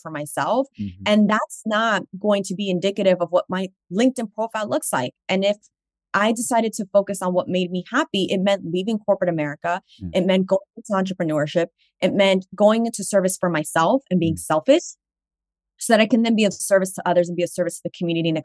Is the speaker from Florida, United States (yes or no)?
no; New York City, New York, United States; I'm from Washington Heights in the Bronx